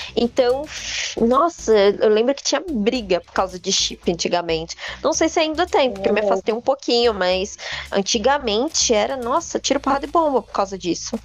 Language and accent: Portuguese; Brazil; nós brasileiros